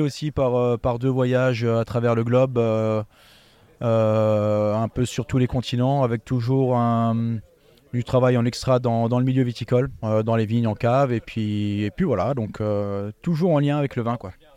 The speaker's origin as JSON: {"language": "French", "town": "Eguisheim", "region": "Grand Est", "country": "France", "tie": "born or raised there", "said": "je suis originaire d'Eguissem, donc un petit village viticole à côté de Colmar"}